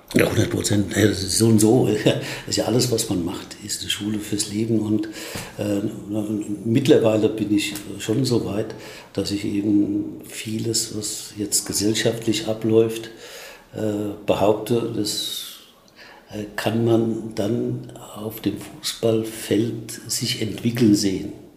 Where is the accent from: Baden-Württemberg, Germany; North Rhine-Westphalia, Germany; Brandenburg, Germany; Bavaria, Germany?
Bavaria, Germany; Aschaffenburg; in Aschaffenburg, wo ich aufgewachsen bin